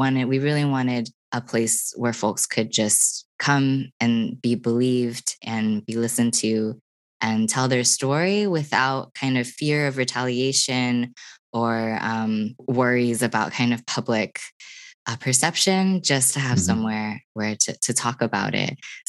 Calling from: Austin, Texas, United States; I am here in Austin, Texas.

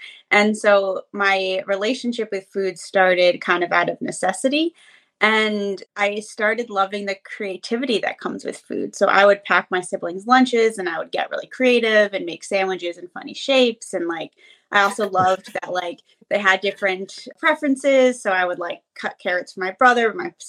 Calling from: Pennsylvania, United States; Yeah, so I'm calling from Pennsylvania.

